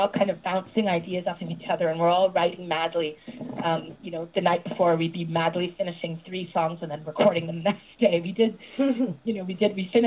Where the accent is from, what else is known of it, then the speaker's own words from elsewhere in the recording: Montreal, Quebec, Canada; moved away as an adult; now in United States; I was born and raised in Montreal, Quebec, Canada